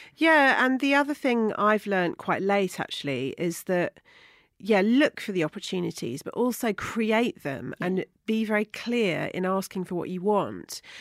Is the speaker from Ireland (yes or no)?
no; Somerset, South West England, United Kingdom; moved away as an adult; now in London, United Kingdom; I was brought up in Somerset in a small town, you know, very rural community